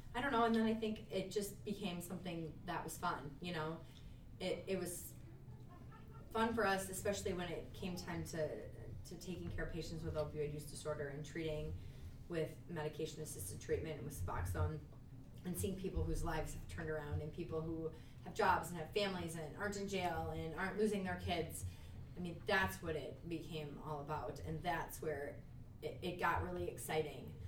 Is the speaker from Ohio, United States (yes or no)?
no; Minneapolis, Minnesota, United States; also born or lived in Sioux Falls, South Dakota / Little Falls, Minnesota; I am from Minnesota, but I grew up in the Twin Cities